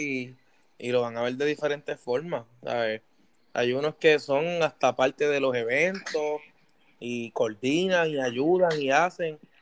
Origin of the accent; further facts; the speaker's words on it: Puerto Rico; now in United States; desde mi perspectiva como puertorriqueño